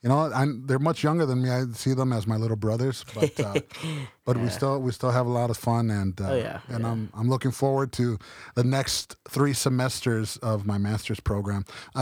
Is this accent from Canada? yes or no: no; Chicago, Illinois, United States; moved away as an adult; now in San Marcos, United States; I'm from Chicago, Illinois.